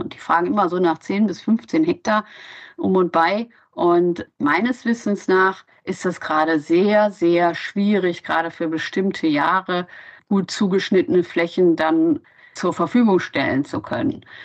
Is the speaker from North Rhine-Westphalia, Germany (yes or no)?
yes; Solingen, North Rhine-Westphalia, Germany; now in Hamburg, Germany; Ich komme ursprünglich aus Solingen das ist die Stadt mit den scharfen Klingen